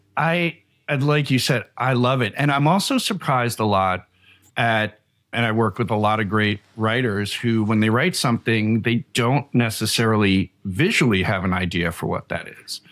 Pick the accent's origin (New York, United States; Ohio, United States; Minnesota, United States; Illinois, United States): New York, United States; Long Island; I grew up in Long Island, New York